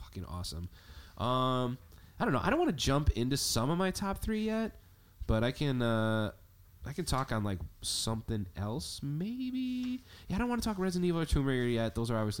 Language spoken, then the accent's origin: English; Chicago, Illinois, United States; We're from Chicago